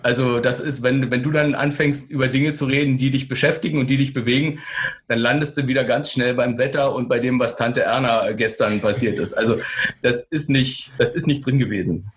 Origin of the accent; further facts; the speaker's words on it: Berlin, Germany; ich bin in Berlin geboren, in Westberlin, ein paar hundert Meter von der Mauer.